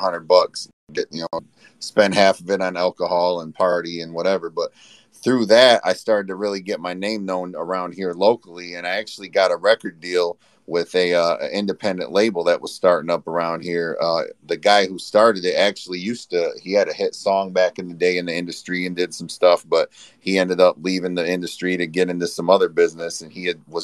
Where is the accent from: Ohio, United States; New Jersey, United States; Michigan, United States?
Michigan, United States; Flint; I'm from Flint, Michigan